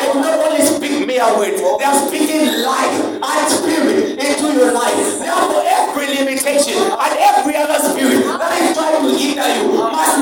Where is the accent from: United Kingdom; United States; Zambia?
Zambia